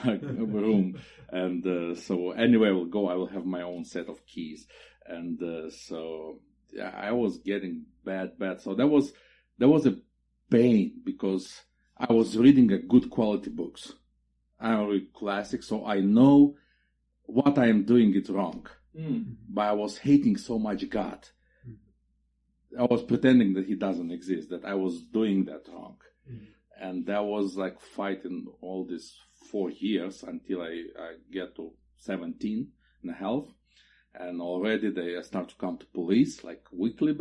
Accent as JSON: {"language": "English", "town": "Chernivtsi", "region": "Chernivtsi Oblast", "country": "Ukraine", "tie": "born or raised there", "also_born_or_lived": "Bucharest, Romania / Kyiv, Ukraine / Chișinău, Moldova", "moved": "as an adult", "lives_now": "Tempe, United States", "said": "I pioneered my first church in Chernivtsi, Ukraine. It's my hometown."}